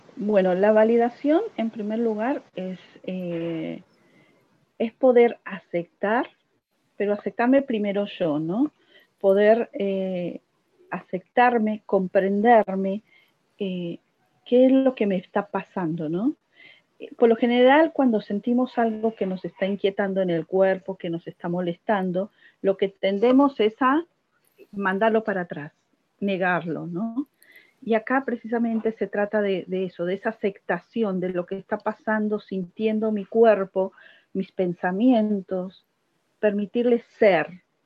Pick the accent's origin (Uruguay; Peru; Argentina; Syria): Argentina; Buenos Aires; soy de Buenos Aires